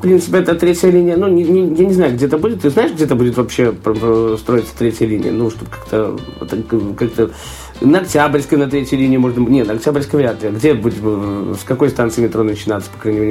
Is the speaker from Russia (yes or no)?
no; Belarus